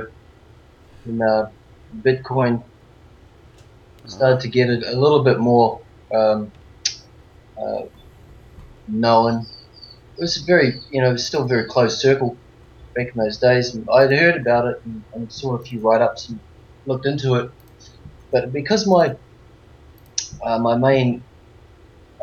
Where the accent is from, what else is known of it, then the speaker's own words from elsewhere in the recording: New Zealand; now in Australia; I'm born and raised in New Zealand